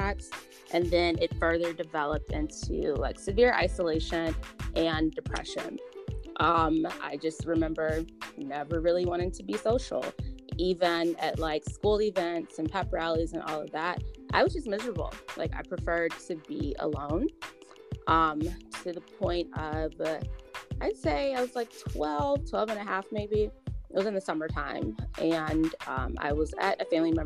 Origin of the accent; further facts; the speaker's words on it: Atlanta, Georgia, United States; I was born and raised in Atlanta, Georgia